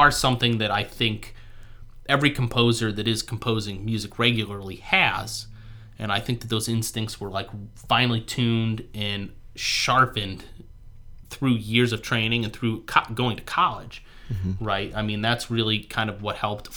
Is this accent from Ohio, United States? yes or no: yes; Ohio, United States; I was born and raised in Ohio. I live like 10 minutes from where I was born and raised, and I want to stay in Ohio